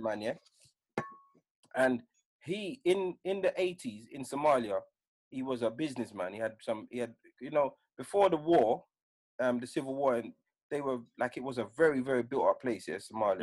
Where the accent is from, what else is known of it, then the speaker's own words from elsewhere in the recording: United Kingdom; I'm British, but I'm British to Jamaican parents.